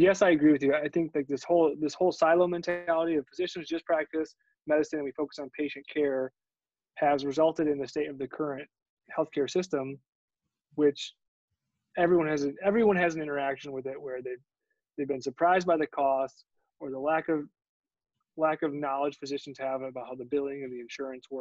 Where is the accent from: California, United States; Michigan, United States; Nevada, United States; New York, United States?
Michigan, United States; I was born in Michigan